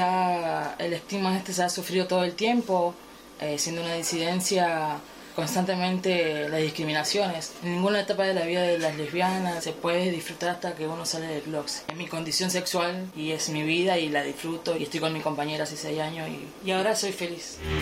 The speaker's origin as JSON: {"language": "Spanish", "region": "Santa Fe", "country": "Argentina", "said": "soy de la provincia de Santa Fe, de barrio San Lorenzo"}